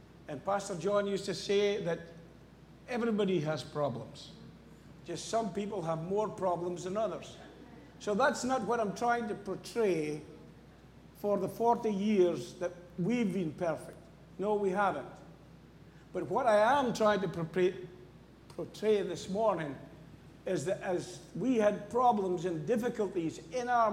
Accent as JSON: {"language": "English", "region": "Scotland", "country": "United Kingdom", "moved": "yes", "said": "I'm from Scotland."}